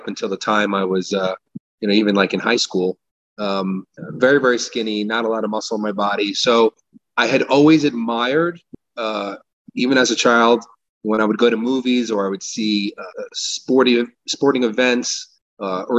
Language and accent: English; Bellmore, New York, United States; also born or lived in Brooklyn, New York; I grew up in Long Island, New York, born in Brooklyn, moved to Long Island as a child, and you know, lived in a nice town called Belmore